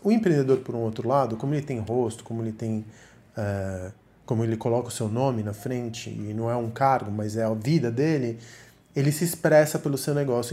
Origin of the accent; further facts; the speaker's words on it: Argentina; moved away; also born or lived in Miami / Sweden / São Paulo; Eu sou argentino